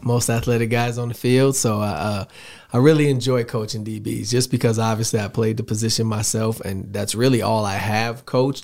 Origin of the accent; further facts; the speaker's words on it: Chicago, Illinois, United States; moved away as an adult; also born or lived in South Dakota; I'm a Southside Chicago kid. Went to high school there, grew up there